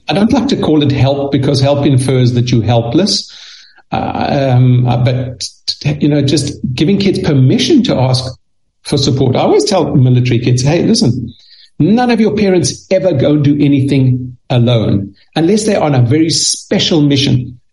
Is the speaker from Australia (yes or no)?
no; South Africa; moved away; I, I grew up in South Africa. That's why I speak a little funny.